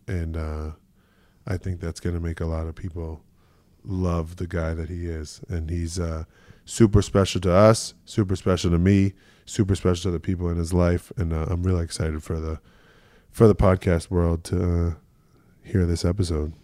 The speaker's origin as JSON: {"language": "English", "town": "Boston", "region": "Massachusetts", "country": "United States", "tie": "born or raised there", "moved": "yes", "said": "growing up in Boston"}